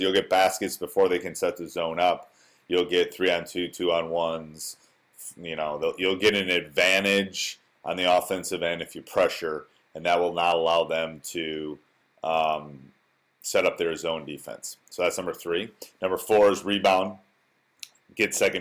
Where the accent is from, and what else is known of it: Wisconsin, United States; born or raised there